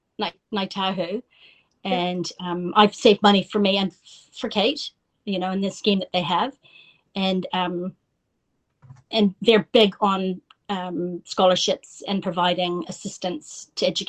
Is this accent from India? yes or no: no; Yukon, Canada; moved away as an adult; also born or lived in New Zealand; now in Paraparaumu, New Zealand; where I grew up there in Northern Canada